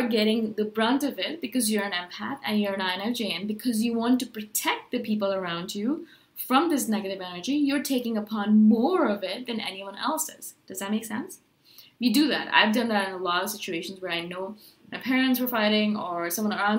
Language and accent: English; India; I am brown, I'm Indian